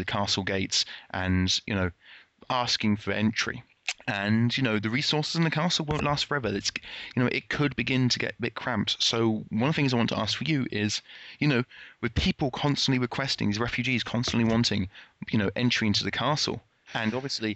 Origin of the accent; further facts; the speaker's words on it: United Kingdom; I'm British